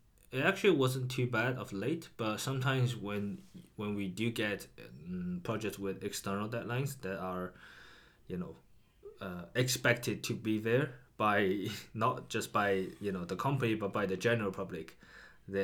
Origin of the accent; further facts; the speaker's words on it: China; moved away; also born or lived in Edinburgh, United Kingdom; growing up in China